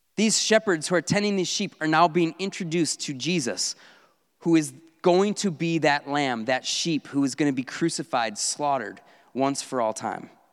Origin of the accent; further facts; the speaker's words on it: North Woods, United States; I grew up in the North Woods